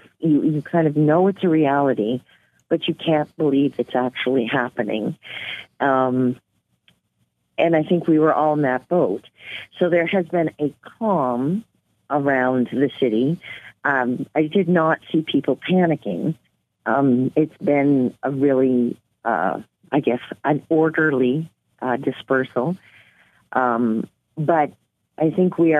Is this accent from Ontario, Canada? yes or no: no; Nova Scotia, Canada; moved away as an adult; also born or lived in New Brunswick / Inuvik, Northwest Territories; now in Yellowknife, Canada; But I'm originally from New Brunswick and grew up in Nova Scotia